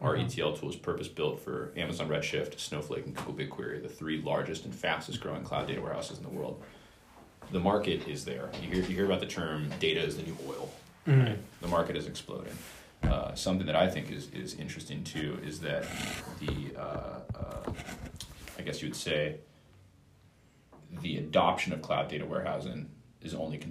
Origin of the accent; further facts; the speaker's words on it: Bay Area, Silicon Valley, California, United States; growing up in the Bay Area, in the Silicon Valley